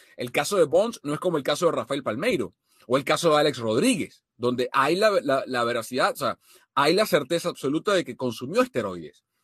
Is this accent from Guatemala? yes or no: no; Venezuela; como venezolano